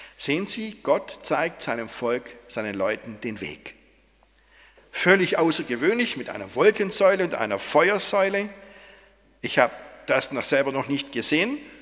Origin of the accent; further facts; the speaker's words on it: Swabia, Germany; als Schwabe